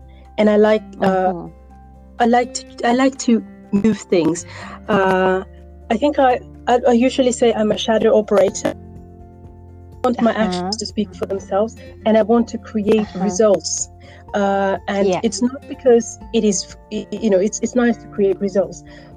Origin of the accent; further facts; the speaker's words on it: Northern Region, Uganda; first language Acholi; English is a second language; in my African language, which is Achole, I come from Northern Uganda